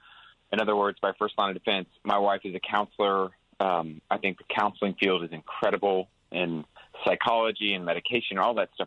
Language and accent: English; Houston, Texas, United States; I'm from the South, and I'm from Houston